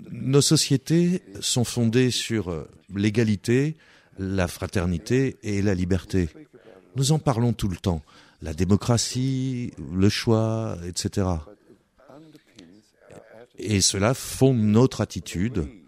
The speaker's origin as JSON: {"language": "French", "country": "France", "said": "Nous sommes prêts à être détruits. Nous sommes français. Nous sommes français et nous n'avons pas de limites si tu provoques un Français"}